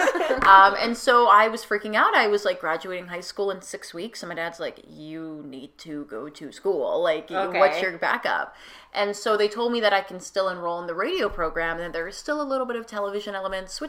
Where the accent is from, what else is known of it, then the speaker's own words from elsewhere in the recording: Lower Mainland, British Columbia, Canada; also born or lived in Kelowna; now in Vancouver, Canada; I'm from the Lower Mainland too